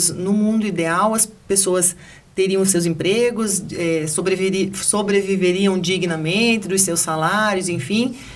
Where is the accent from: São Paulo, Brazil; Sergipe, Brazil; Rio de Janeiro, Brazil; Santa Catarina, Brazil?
Rio de Janeiro, Brazil; não ando com arma, mas sou carioca.